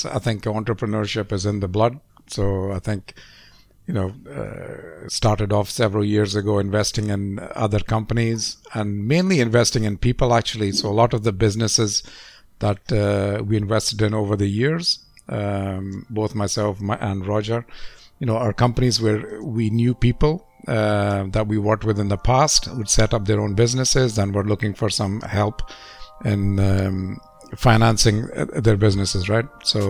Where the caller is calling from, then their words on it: Lisbon, Portugal; I'm based in Lisbon in Portugal, so on a cloudy day this morning.